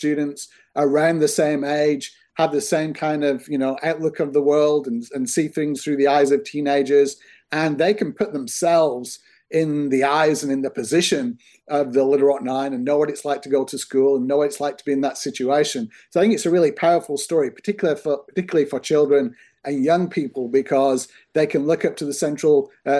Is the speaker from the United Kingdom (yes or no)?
yes; United Kingdom; You know, I'm from the United Kingdom originally. I did my work there.